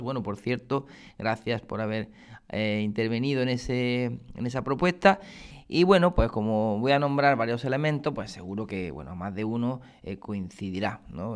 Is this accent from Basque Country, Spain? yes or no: no; Granada, Andalusia, Spain; now in Córdoba, Spain; soy granadino, o granaíno, mejor dicho, ¿no? Eh, aunque llevo muchos años ya aquí afincado en Córdoba.